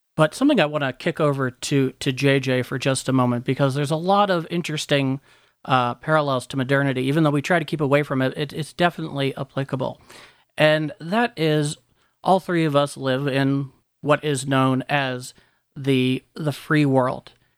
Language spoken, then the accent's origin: English; southwestern Connecticut, United States; where I grew up in southwestern Connecticut